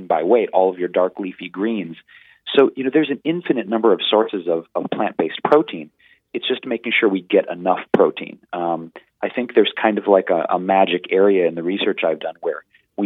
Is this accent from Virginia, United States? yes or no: no; Detroit, Michigan, United States; In the 90s, growing up in Detroit, Michigan, it was a little hard